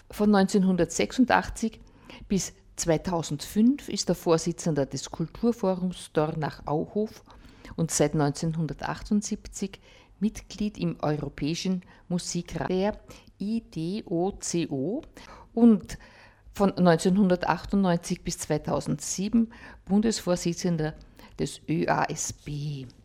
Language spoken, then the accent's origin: German; Vienna, Austria; den ich wohl als Wienerin gerne machen kann